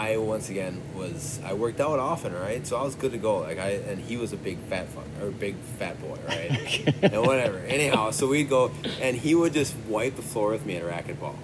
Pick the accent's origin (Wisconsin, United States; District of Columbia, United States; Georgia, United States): Wisconsin, United States; Ashwaubenon; I was born and raised in Ashwaubenon, Wisconsin, approximately a mile away from Lambeau Field